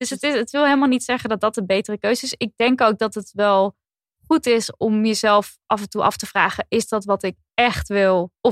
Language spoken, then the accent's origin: Dutch; Friesland, Netherlands; now in Brussels, Belgium; Om het wat concreter te maken, ik kom uit Friesland, maar woon er al een tijdje niet meer.